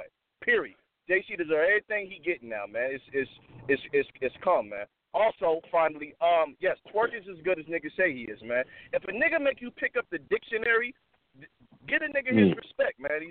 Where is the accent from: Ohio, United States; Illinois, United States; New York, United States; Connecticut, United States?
New York, United States; now in Las Vegas, United States; I'm from New York originally, but I live in Vegas